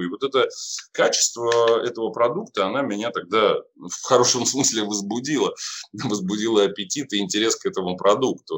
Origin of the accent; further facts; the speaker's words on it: Saint Petersburg, Russia; Я сам из Питера, я сам даже из города Ленинграда